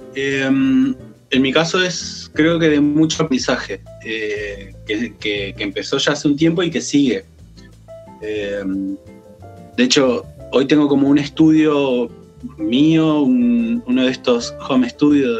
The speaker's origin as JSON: {"language": "Spanish", "town": "Chos Malal", "region": "Neuquén", "country": "Argentina", "tie": "born or raised there", "also_born_or_lived": "Buta Ranquil", "said": "Yo soy nacido en Chosmalal, que es el norte de la provincia. Eh, por cuestiones mm, de, la época también, en realidad, porque mi familia vivía en Butarranquil, pero, pero fui a nacer a Chosmalal"}